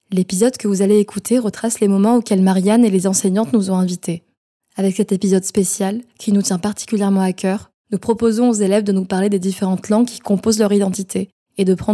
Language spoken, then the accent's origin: French; Mayotte; born there; je suis née à Mayotte.